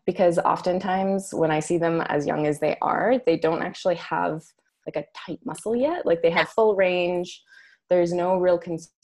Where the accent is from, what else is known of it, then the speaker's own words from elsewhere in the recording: Alberta, Canada; also born or lived in Scotland; I grew up here in Alberta.